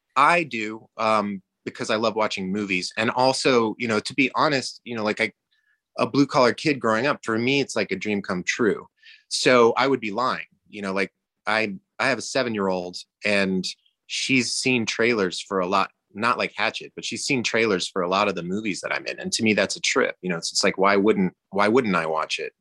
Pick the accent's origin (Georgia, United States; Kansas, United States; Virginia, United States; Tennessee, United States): Georgia, United States; I grew up in Georgia